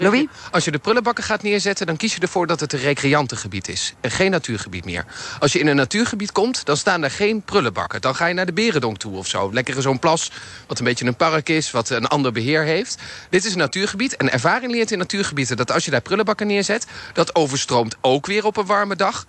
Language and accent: Dutch; Nijmegen, Gelderland, Netherlands; als Nijmegenaar